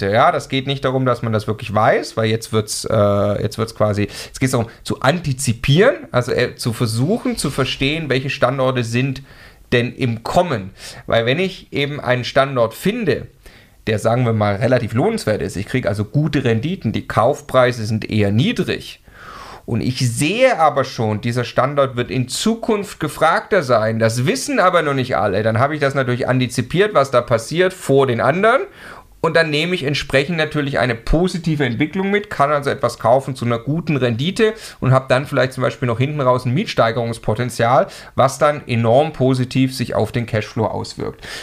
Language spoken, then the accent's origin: German; Stuttgart, Baden-Württemberg, Germany; ich komme ursprünglich aus Stuttgart, ich konnte da mal Unterstützung von meiner Mama bekommen